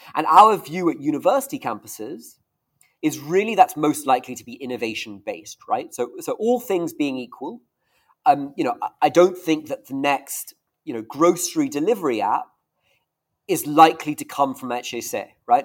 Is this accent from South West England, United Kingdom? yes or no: no; Scotland, United Kingdom; also born or lived in Stanford, United States; and I'm Scottish